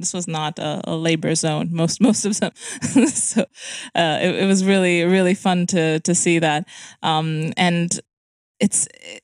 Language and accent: English; Romania; also born or lived in London, United Kingdom; I come from Romania